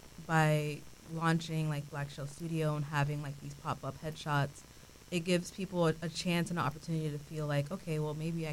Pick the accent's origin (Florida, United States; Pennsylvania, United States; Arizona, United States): Florida, United States; Orlando; also born or lived in New York; I'm an artist, born and raised in Orlando.